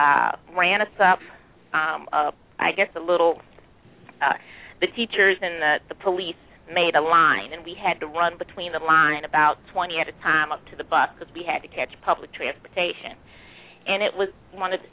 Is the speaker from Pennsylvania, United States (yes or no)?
yes; Philadelphia, Pennsylvania, United States; I grew up in West Philly, 63rd and Jefferson